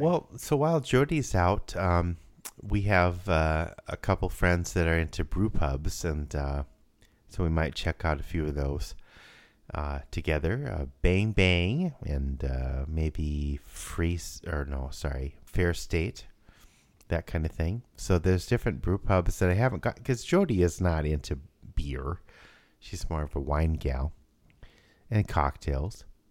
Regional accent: Rapid City, South Dakota, United States; growing up in Rapid City, South Dakota

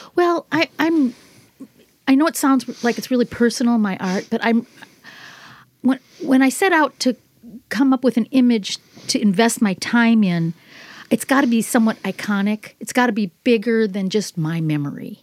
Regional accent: Minnesota, United States; moved away as an adult; now in California, United States; I grew up in Minnesota.

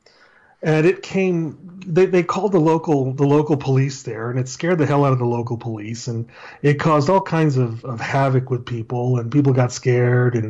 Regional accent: El Paso, Texas, United States; I'm from El Paso, Texas

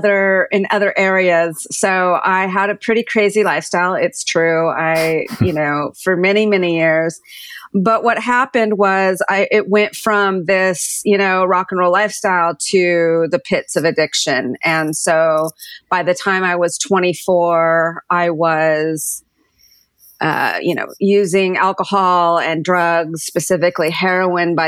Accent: Southern California, United States; moved away as an adult; also born or lived in San Francisco / New York; I grew up in Southern California

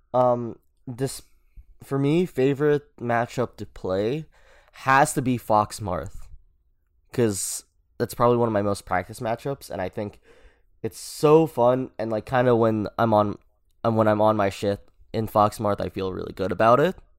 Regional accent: Philippines; I'm Filipino

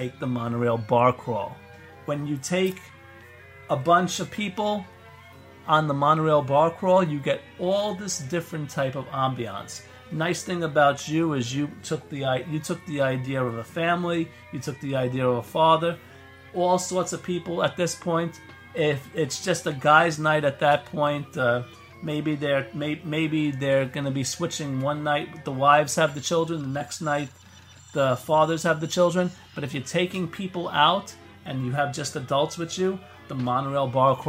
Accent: New York, United States; I know we're both from New York

